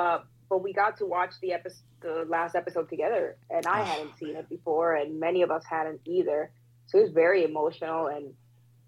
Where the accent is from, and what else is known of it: Puerto Rico; moved away